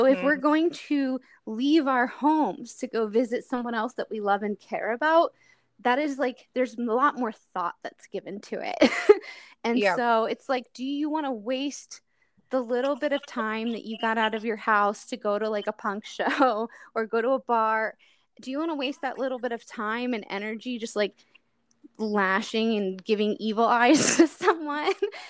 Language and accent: English; Delaware, United States; moved away; also born or lived in Midwest / California; growing up in Delaware, which is, like, a very small town on the East Coast